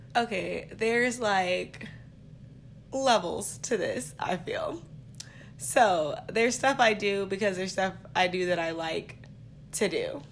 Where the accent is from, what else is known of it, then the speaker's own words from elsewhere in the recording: Stockton, California, United States; I'm from Stockton